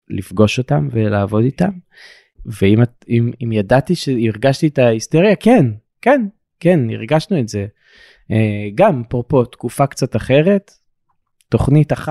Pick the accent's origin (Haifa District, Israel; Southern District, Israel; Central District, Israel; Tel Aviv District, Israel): Southern District, Israel; Dimona; אני מדימונה